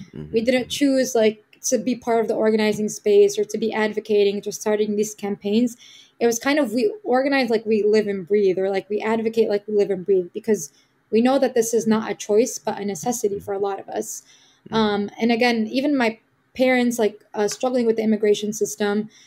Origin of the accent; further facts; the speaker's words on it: Chicago, Illinois, United States; I was born and raised in Chicago, specifically Little Palestine.